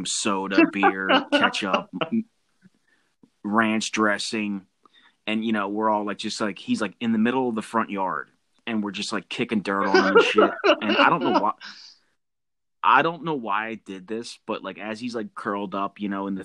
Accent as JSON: {"language": "English", "region": "New Jersey", "country": "United States", "said": "I'm from Jersey"}